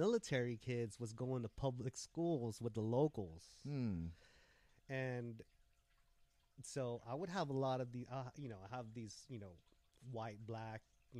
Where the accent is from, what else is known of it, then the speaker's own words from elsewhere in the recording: Guam; moved away as an adult; now in California, United States; I grew up in Guam, so I know a lot of the Guam ways, right? Like, I was born and raised in Guam for 21 years. I moved here to Cali when I was 21.